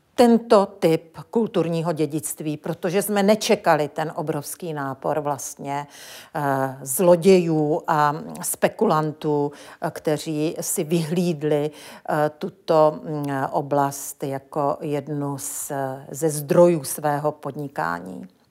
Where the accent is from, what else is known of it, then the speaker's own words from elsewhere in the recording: Ostrava region, Moravian-Silesian Region, Czechia; Já pocházím z Ostravska a svou památkovou praxi jsem v Ostravě v 80. letech začínala